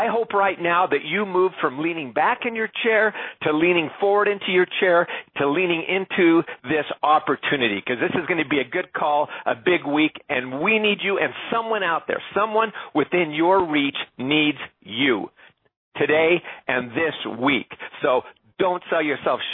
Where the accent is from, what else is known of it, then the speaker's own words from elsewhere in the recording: Canada; I'm Canadian